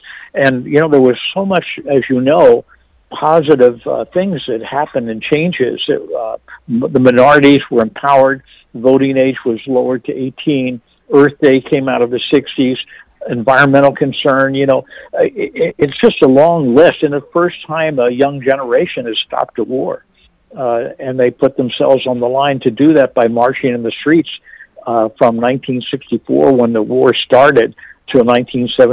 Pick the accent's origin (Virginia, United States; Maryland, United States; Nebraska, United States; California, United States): Virginia, United States; Northern; born or raised there; also born or lived in Washington, D.C.